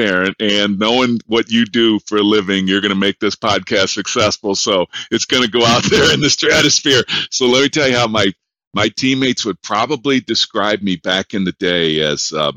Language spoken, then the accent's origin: English; Detroit, Michigan, United States; moved away as an adult; also born or lived in Boise, Idaho; I'm from Detroit